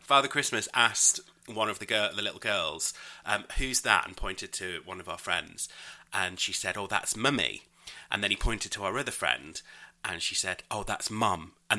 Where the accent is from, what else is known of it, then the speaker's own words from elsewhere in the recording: United Kingdom; I'm British.